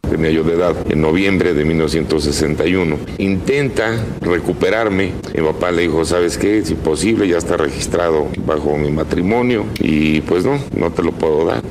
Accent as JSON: {"language": "Spanish", "region": "Mexico City", "country": "Mexico", "tie": "born or raised there", "said": "Yo llegué pues a los días de nacido, a los 15 días aproximadamente, y pues ahí crecí en Reforma 2402"}